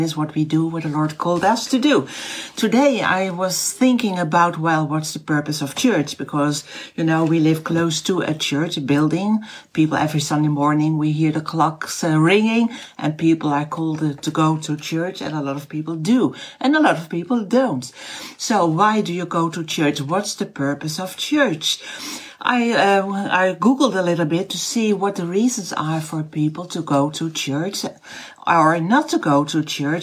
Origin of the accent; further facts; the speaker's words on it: Netherlands; first language Dutch; English is a second language; my mother language is not English. It is Dutch